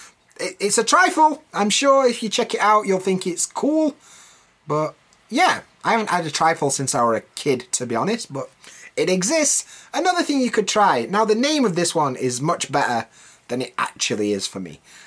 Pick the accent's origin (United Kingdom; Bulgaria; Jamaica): United Kingdom; Yorkshire and the Humber; And I'm from Yorkshire